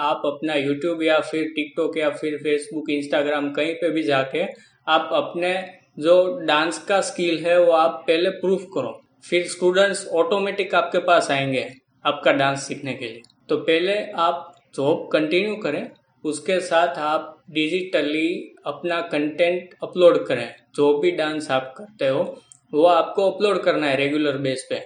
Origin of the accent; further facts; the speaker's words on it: Lucknow, Uttar Pradesh, India; और मैं लखनऊ का रहने वाला हूं और मैं मिडिल क्लास फैमिली से बिलोंग करता हूँ